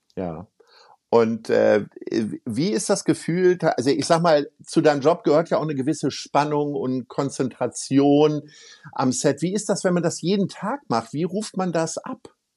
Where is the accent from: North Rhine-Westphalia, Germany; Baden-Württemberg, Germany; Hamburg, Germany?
Hamburg, Germany; wir als Hamburger